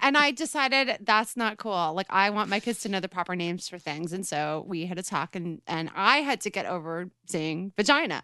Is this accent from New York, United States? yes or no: yes; Westchester, New York, United States; also born or lived in Brooklyn; where I grew up in Westchester, there was a tradition